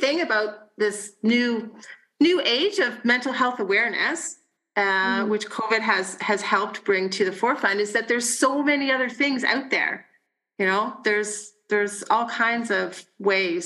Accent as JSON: {"language": "English", "town": "Burlington", "region": "Ontario", "country": "Canada", "tie": "born or raised there", "also_born_or_lived": "western Canada", "moved": "yes", "said": "Burlington, which is my hometown and my family's hometown"}